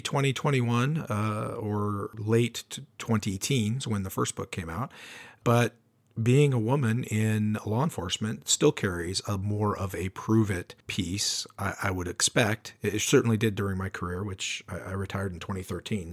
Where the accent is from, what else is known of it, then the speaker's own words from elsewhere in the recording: Spokane, Washington, United States; We're both from Spokane.